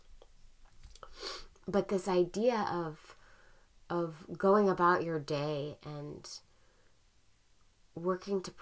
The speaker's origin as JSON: {"language": "English", "town": "Portland", "country": "United States", "tie": "born or raised there", "moved": "yes", "lives_now": "San Francisco, United States", "said": "I grew up in Portland"}